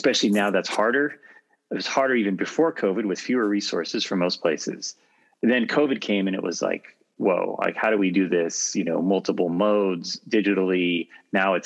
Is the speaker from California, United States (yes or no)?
yes; California, United States; I grew up in California in a secular home